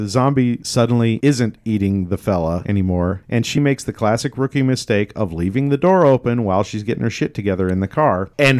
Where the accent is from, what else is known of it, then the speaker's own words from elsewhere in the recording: Elk, United States; I grew up in Elk, and, you know, it's all farm boy country out there, and we all have guns lying around.